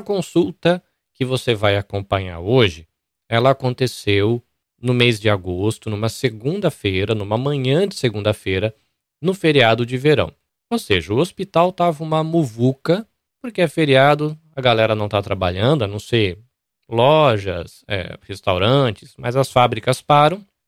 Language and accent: Portuguese; Brazil; now in Japan; eu sou brasileiro ou espanhol